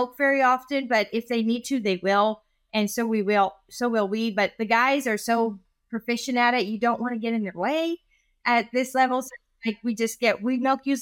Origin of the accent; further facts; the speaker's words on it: California, United States; now in Dublin, Texas, United States; I'm from California